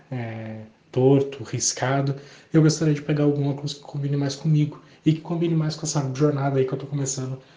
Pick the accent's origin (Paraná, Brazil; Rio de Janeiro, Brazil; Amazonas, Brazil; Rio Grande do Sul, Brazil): Paraná, Brazil; Curitiba; eu sou de Curitiba.